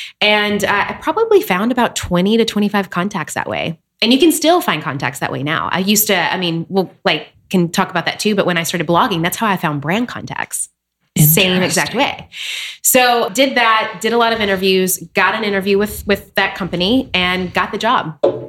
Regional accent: Nashville, Tennessee, United States; now in New York City, United States; So I am originally from Nashville, Tennessee.

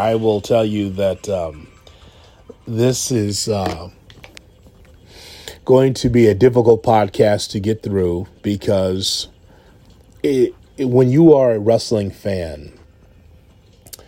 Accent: Chicago, Illinois, United States; I grew up in Chicago as an AWA fan

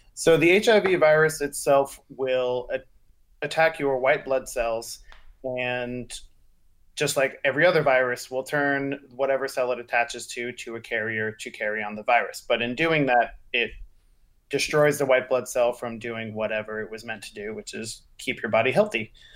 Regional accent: the South, United States; I'm from the South

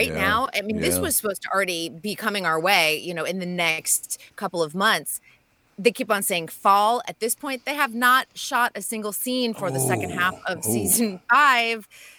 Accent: Massachusetts, United States; moved away; I grew up in Massachusetts

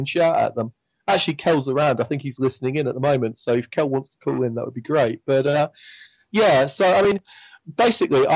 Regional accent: England, United Kingdom; accent: English; my strange English accent

